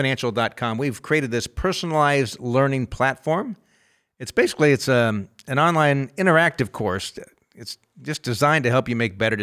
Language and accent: English; California, United States; I grew up in California, been in California my whole life. We live in Northern California